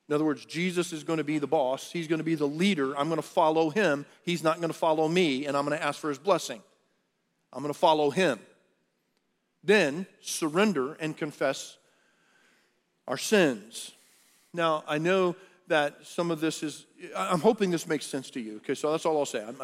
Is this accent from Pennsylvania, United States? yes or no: no; Texas, United States; i was born in Texas. I'm, a, I'm from the South